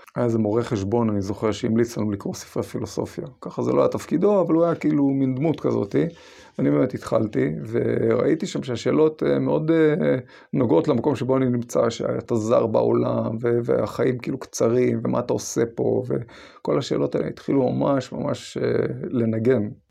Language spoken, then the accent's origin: Hebrew; Israel; אני גדלתי בקיבוץ של שומר צעיר עד אה, אחרי הצבא.